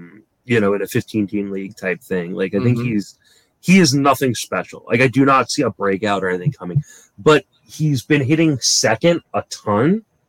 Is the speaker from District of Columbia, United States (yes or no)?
yes; Washington, District of Columbia, United States; I grew up in the Washington, D.C. area before the Nationals moved to Washington.